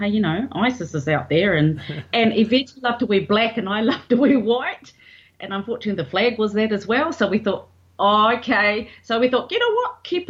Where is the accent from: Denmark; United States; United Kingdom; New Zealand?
New Zealand; Levin, Manawatū-Whanganui; Well, I'm from New Zealand.